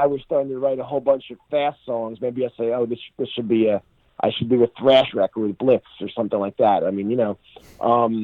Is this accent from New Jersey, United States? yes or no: yes; New Jersey, United States; I'm from New Jersey.